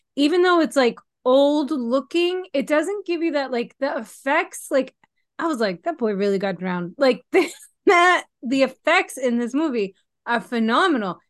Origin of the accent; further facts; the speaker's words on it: Massachusetts, United States; moved away; I am originally from Massachusetts.